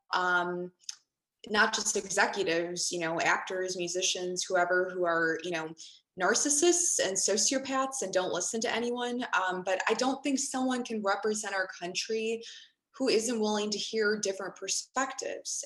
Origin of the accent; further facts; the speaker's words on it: Chicago, Illinois, United States; growing up in Chicago in a melting pot